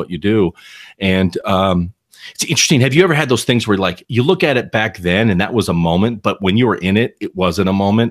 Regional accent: Southern California, United States; I grew up in Southern California. I was about an average of a suburban kid as you can be

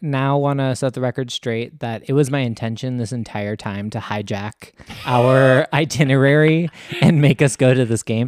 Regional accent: United States; also born or lived in Michigan; me being an American

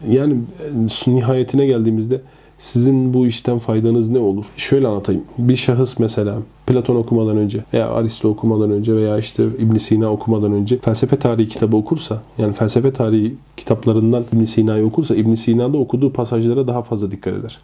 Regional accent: Ankara, Turkey; also born or lived in Konya; Ankara doğumluyum.

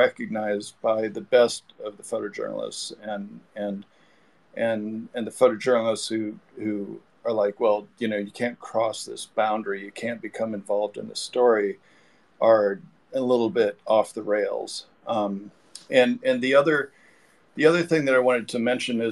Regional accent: Fort Wayne, Indiana, United States; now in California, United States; I'm from Fort Wayne, close to Chicago, and I also moved out to California

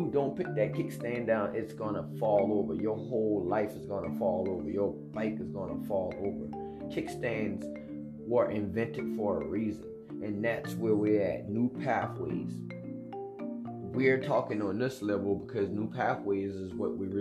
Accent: United States; I'm an American

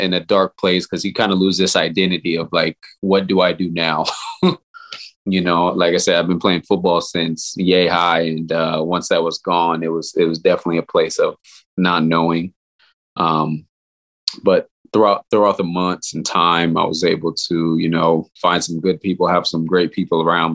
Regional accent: Los Angeles, California, United States; also born or lived in Orange County, California / San Diego, California; now in Sacramento, United States; I'm from Southern California, grew up in Los Angeles, California, spent some time in Orange County toward my high school years

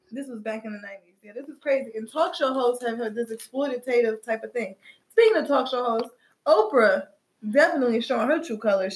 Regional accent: Midwest, United States; I'm from the Midwest.

